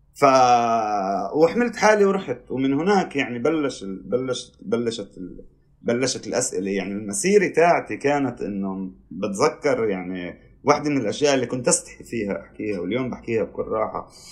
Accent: Israel; انك انت ابن ال 48

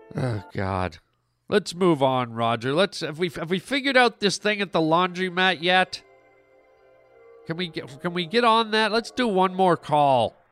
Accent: Canada; I'm Canadian

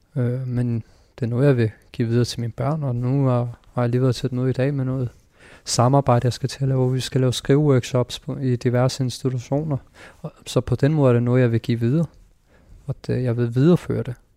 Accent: Denmark; jeg er født i Danmark

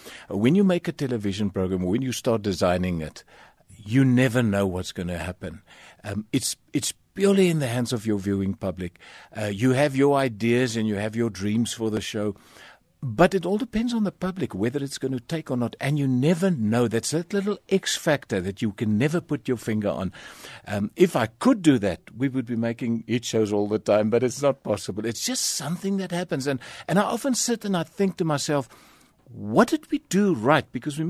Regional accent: Kleinzee, Northern Cape, South Africa; My dad worked on the mines. He was a prospector on the mines. And I was born in Springbok because Clancy didn't have a hospital.

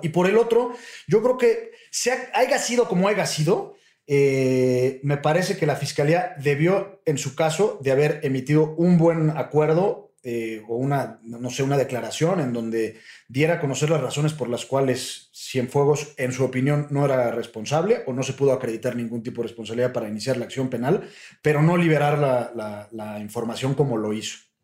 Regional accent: Mexico; a nosotros como mexicanos

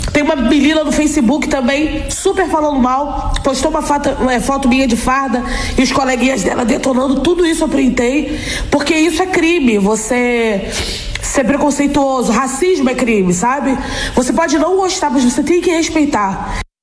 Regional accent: Brazil; sou negra, sou gorda, sou brasileira, sou atriz

